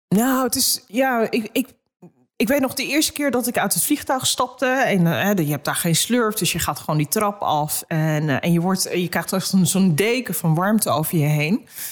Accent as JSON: {"language": "Dutch", "town": "Amsterdam", "region": "North Holland", "country": "Netherlands", "tie": "born or raised there", "said": "Ik ben in Amsterdam geboren."}